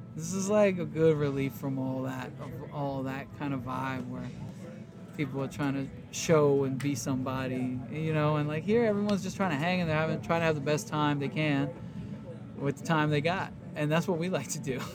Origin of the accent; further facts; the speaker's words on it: Warsaw, Masovian Voivodeship, Poland; now in Oakland, United States; I live in Oakland, California, and I'm from Warsaw, Poland.